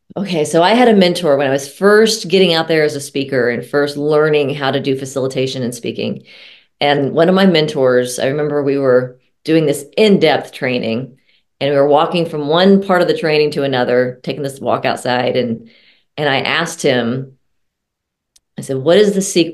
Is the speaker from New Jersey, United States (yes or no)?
no; Texas, United States; moved away; also born or lived in Colorado; I'm originally from Texas.